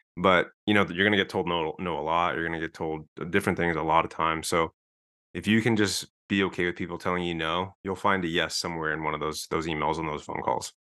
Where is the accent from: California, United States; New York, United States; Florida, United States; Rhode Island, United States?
California, United States; Southern; moved away as an adult; also born or lived in Denver; I'm from Southern California